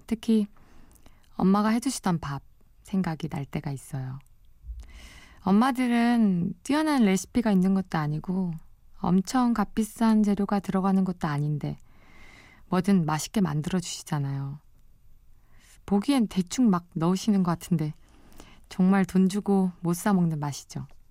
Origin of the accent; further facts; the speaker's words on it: Gyeongju, North Gyeongsang, South Korea; now in Seoul, South Korea; 저는 아주 시골에서 자랐어요. 경상북도 경주에서 태어나 유년 시절을 보냈는데요